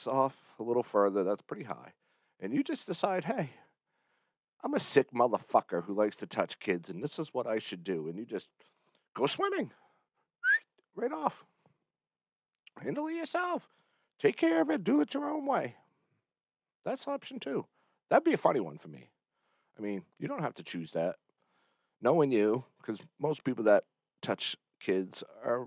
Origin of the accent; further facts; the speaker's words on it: Berlin, New Hampshire, United States; this is my hometown. Welcome to Berlin, New Hampshire.